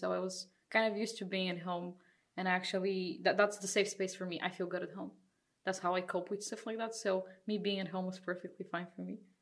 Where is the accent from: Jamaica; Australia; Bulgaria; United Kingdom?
Bulgaria; now in Netherlands; I'm also from Bulgaria, another Bulgarian here